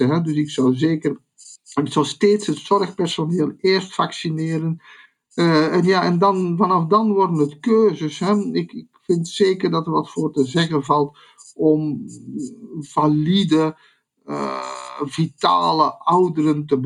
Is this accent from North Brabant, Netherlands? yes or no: no; Zeeland, Netherlands; bovendien zijn wij Zeeuws-Vlamingen. Dat is zo, een Zeeuws-Vlaming, dat is het, uh, het algemene gemiddelde tussen België en Nederland.